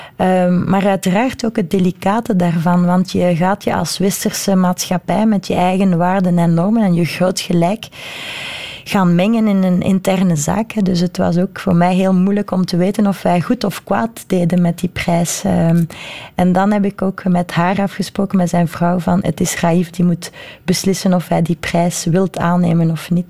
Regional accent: Brussels, Brussels-Capital Region, Belgium; ik ben Brusselaar, ik ben Europeaan, ik ben Belg, ik ben Vlaming

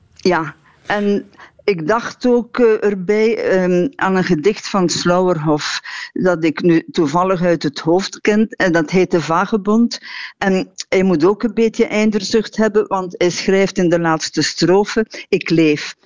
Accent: Harelbeke, Flanders, Belgium; het huis waar ik ben opgegroeid in Harelbeke bij Kortrijk

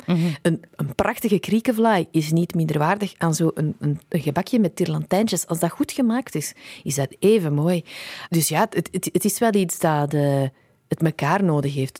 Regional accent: Antwerp, Flanders, Belgium; also born or lived in England; mijn thuisstad Antwerpen

